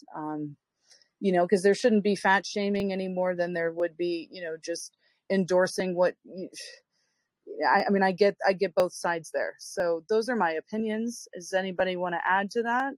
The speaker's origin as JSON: {"language": "English", "country": "United States", "moved": "yes", "said": "as an American here"}